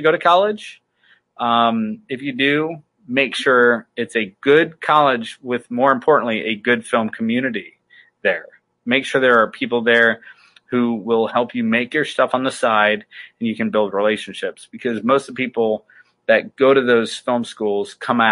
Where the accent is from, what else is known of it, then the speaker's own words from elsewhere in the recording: Ohio State-Michigan border, Midwest, United States; moved away; I grew up on the Ohio State-Michigan border.